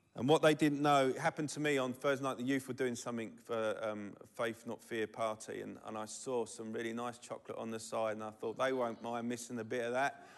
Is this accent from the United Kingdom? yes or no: yes; London, United Kingdom; I'm from Southeast London. We don't do T H's very well